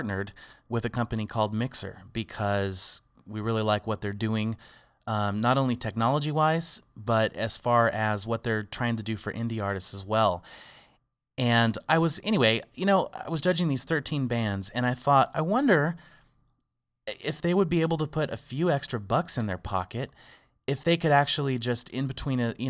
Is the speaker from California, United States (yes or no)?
yes; Arroyo Grande, California, United States; my hometown in Arroyo Grande